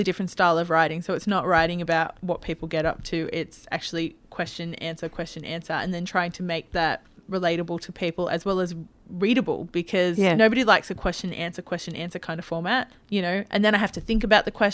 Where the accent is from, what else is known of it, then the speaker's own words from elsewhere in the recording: Newcastle, New South Wales, Australia; now in Victoria, Australia; I moved from Newcastle